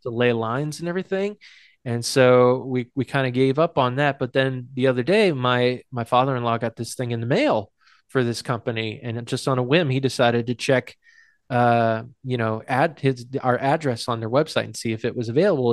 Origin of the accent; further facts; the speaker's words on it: Hudson, New Hampshire, United States; my hometown of, hometown of Hudson is a suburb of Nashua